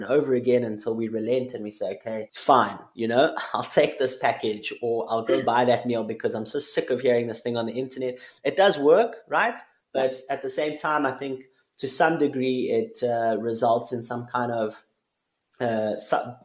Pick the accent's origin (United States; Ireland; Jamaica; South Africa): South Africa; as a South African